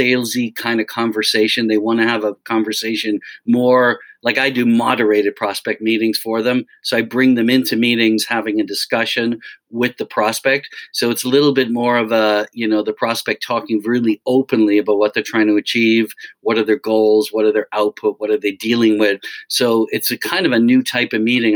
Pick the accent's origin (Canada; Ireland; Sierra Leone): Ireland; Dublin, Leinster; moved away as an adult; now in United States; I grew up in Dublin. My family's in Dublin, so I've always been back and forth. I came over here in the mid-80s